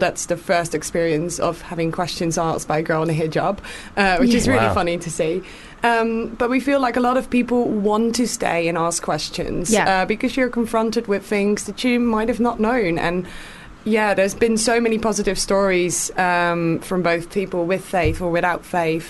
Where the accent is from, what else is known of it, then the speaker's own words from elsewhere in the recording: Netherlands; I'm from the Netherlands